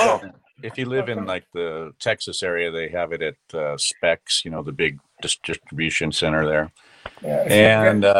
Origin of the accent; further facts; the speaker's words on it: Stuttgart, Baden-Württemberg, Germany; I was born in Stuttgart